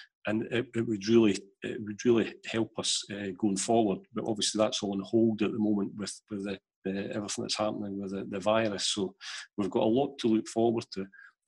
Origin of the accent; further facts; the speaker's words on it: Canada; it was a bizarre one being Canadian, so he gets into my team on that basis.